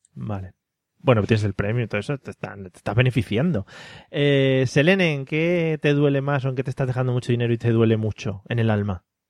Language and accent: Spanish; a village in Toledo, Castilla-La Mancha, Spain; somos de Toledo, somos de Toledo, un pueblo de Toledo.